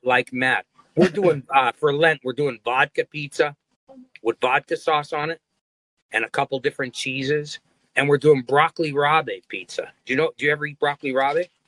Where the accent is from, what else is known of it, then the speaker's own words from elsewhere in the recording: Hazleton, Pennsylvania, United States; moved away as an adult; also born or lived in Nashville, Tennessee; I was from Hazleton